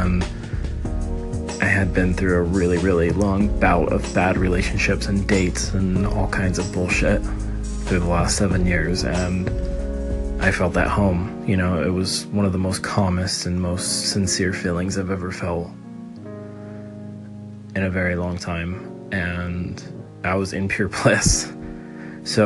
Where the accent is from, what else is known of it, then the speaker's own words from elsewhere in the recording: Los Angeles, California, United States; I'm from Los Angeles